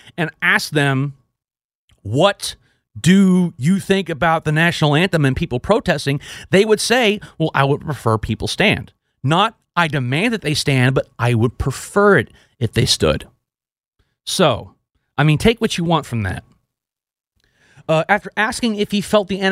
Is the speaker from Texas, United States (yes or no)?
yes; Texas, United States; moved away; we also had to say the Texas Pledge of Allegiance because I was from Texas